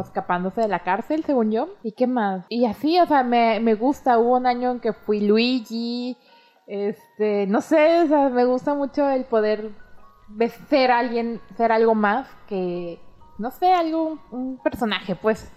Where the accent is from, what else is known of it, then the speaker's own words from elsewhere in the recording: Mexico; nosotros como ciudadanos mexicanos